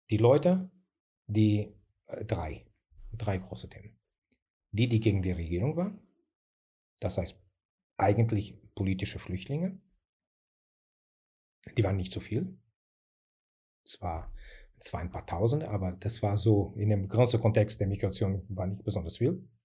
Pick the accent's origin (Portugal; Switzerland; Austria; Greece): Portugal; now in Germany; die Gesellschaft hier ist ein bisschen anders gestaltet, gestaltet sich ein bisschen anders als bei uns in Portugal.